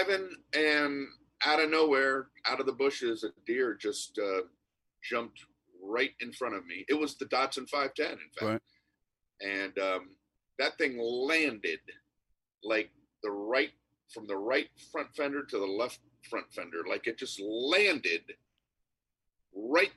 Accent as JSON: {"language": "English", "town": "Miami", "region": "Florida", "country": "United States", "also_born_or_lived": "New York", "moved": "as an adult", "said": "I'm from Miami, Florida"}